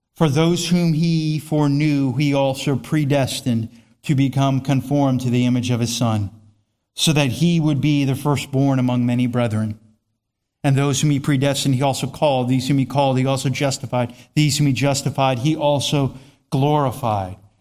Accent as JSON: {"language": "English", "country": "United States", "said": "I'm an American citizen"}